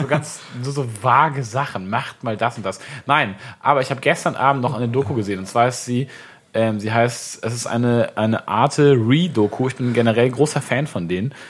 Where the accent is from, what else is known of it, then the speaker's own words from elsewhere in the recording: Swabia, Baden-Württemberg, Germany; now in Hamburg, Germany; als Schwabe